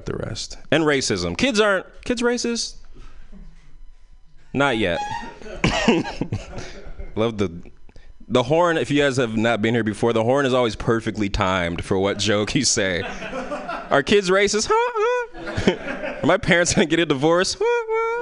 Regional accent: San Francisco, California, United States; I grew up in San Francisco, so a lot of our parties were in parks

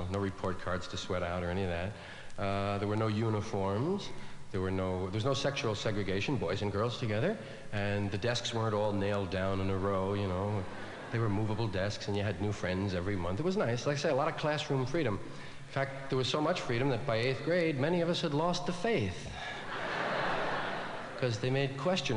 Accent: New York, United States; I was from one of those Irish neighborhoods in New York, one of those kind of parish schools

